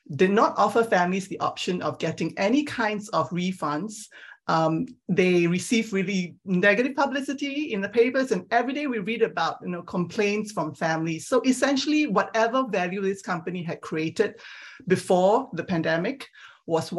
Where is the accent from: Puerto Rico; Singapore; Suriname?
Singapore; moved away as an adult; also born or lived in Perth, Australia / Geneva, Switzerland / London, United Kingdom / Milwaukee, United States; now in California, United States; I grew up in Singapore